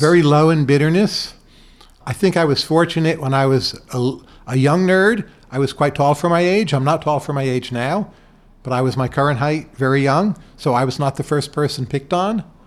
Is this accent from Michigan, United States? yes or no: no; Bergen County, New Jersey, United States; moved away; Growing up in New Jersey, Bergen County